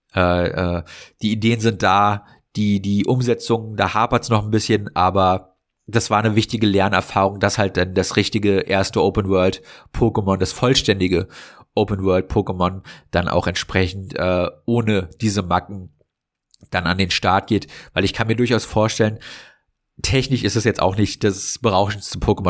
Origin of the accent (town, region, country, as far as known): Germany